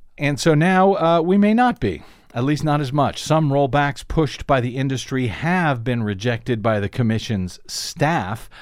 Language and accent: English; Missouri, United States; moved away; I'm from Missouri